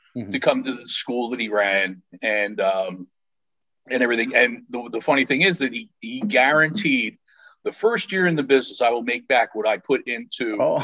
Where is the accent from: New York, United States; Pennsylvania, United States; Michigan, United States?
Pennsylvania, United States; Philadelphia; Growing up in the Philadelphia area